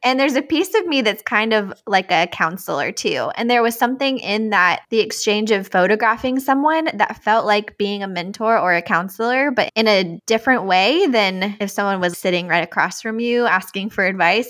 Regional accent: outside of Richmond, Virginia, United States; moved away; also born or lived in Tennessee; I grew up outside of Richmond, Virginia, so on the East Coast

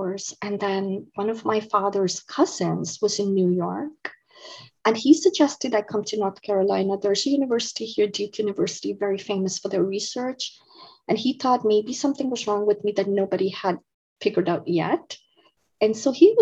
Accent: India; moved away as an adult; now in United States; I grew up in India. So I was born and raised in India. I moved to the United States when I was 19 years old.

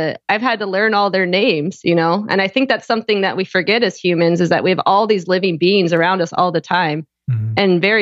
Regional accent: just outside Toronto, Ontario, Canada; born or raised there; also born or lived in Houston, Texas, United States / Austria

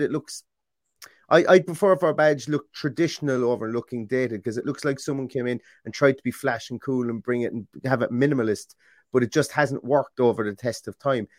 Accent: Ireland; being Irish

